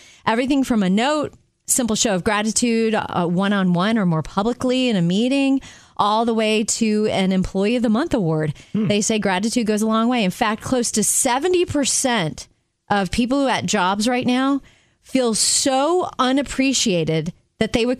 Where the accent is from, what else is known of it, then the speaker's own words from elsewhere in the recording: Jupiter, Florida, United States; growing up in Jupiter, Florida